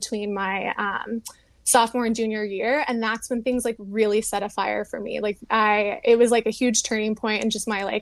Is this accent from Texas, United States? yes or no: yes; Houston, Texas, United States; moved away as an adult; also born or lived in Louisiana / New Mexico; I grew up in Houston, Texas